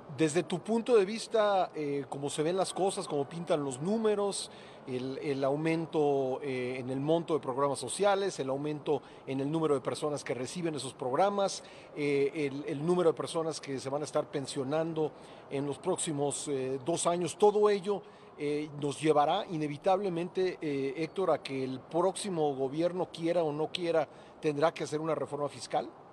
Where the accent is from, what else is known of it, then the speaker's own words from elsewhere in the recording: Mexico; somos país vecino de Estados Unidos